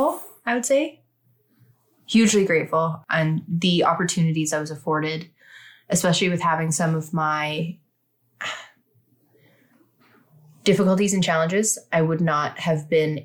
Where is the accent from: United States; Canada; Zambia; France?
Canada; Saskatchewan; also born or lived in Regina / Prince Albert; Being from a smaller area in Saskatchewan, all these smaller towns, you would go to Regina to have a baby back in the day.